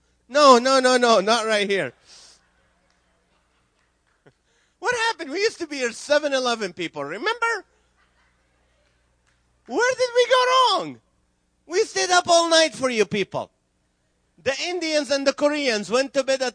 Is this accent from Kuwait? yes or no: yes; Kuwait; English is a second language; also born or lived in Nazareth, Israel; now in California, United States; So I was born in Israel. I grew up in Kuwait.